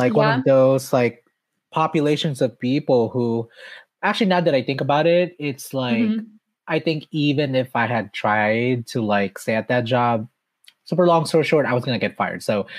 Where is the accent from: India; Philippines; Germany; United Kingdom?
Philippines; now in Los Angeles, United States; I've been here for 20 years since I immigrated from the Philippines.